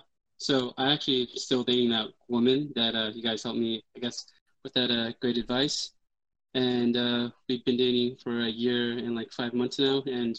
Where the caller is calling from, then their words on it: New York City, New York, United States; New York City.